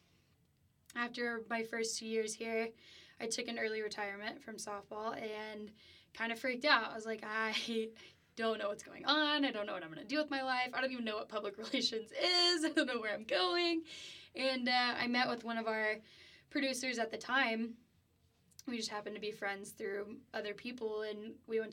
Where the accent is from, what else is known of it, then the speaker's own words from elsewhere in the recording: Keller, Texas, United States; moved away as an adult; now in Lubbock, United States; I'm from the DFW area. I'm from Keller. So, yeah, I grew up playing softball